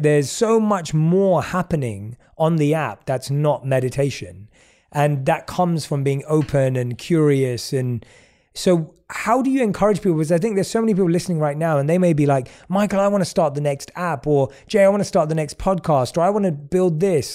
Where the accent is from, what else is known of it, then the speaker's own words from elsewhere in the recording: London, United Kingdom; as a young kid growing up in London